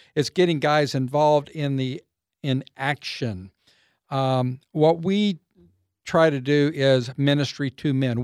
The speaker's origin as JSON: {"language": "English", "town": "Waco", "region": "Texas", "country": "United States", "tie": "born or raised there", "also_born_or_lived": "Austin, Texas", "said": "I was raised up in Waco, um, so I grew up here in Central Texas"}